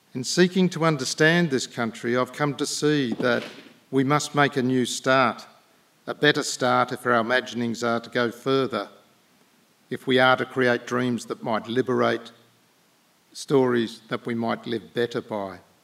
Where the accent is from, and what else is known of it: Australia